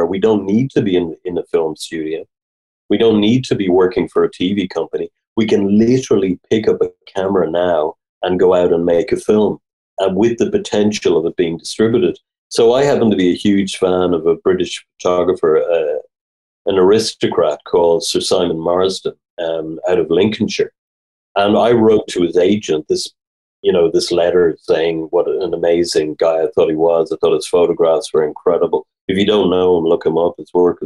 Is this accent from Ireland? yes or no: yes; Dublin, Leinster, Ireland; growing up in Dublin, I was born in 66. So, growing up in the 70s here